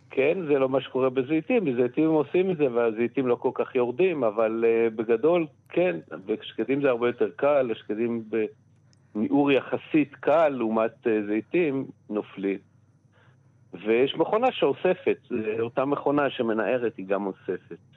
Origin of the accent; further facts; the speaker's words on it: Ein Harod, Northern District, Israel; בקיבוץ שגדלתי התחלתי לעבוד במטע